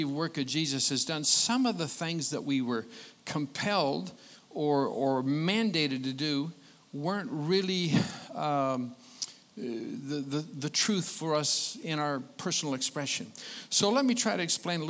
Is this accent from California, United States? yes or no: no; Colon, Michigan, United States; moved away; I was born and raised in Michigan, southern Michigan, Colon, about 2 hours and 5-10 minutes from here.